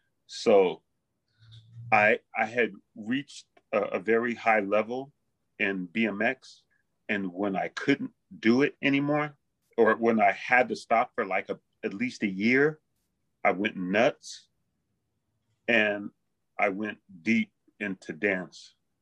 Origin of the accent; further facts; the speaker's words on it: Los Angeles, California, United States; born there; also born or lived in Bay Area / Hawaii; I was born in Los Angeles. So, and I've been traveling up and down California, and in my teens, I lived in the Bay Area. But before that, I lived in Hawaii a bit.